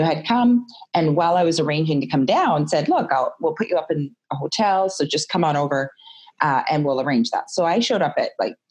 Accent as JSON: {"language": "English", "area": "West Coast of Canada", "region": "British Columbia", "country": "Canada", "tie": "born or raised there", "also_born_or_lived": "California / Toronto, Canada", "moved": "as an adult", "said": "I grew up in the West Coast of Canada"}